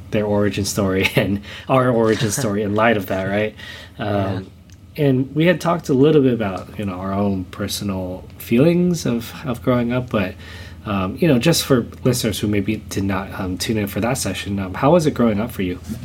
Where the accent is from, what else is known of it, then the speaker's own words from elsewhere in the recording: Southern California, United States; I was born here in the states. I was born in um, in Southern California